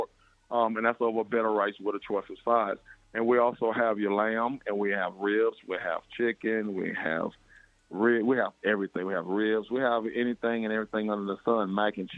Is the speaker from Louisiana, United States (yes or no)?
no; South Florida, United States; also born or lived in Charlotte, North Carolina; now in Columbia, United States; we moved here in our business from Charlotte, North Carolina, but we're from South Florida